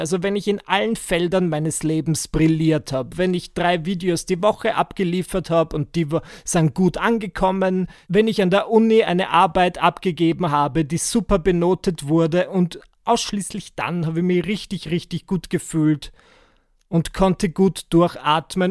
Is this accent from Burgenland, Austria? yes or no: yes; Burgenland, Austria; moved away as an adult; now in Vienna, Austria; in der Gegend gern hätte, wo ich geboren wurde. Das ist so im Burgenland. Und wenn du mir das gesagt hättest mit achtzehn, dass ich je wieder dorthin ziehen würde, wo ich herkomme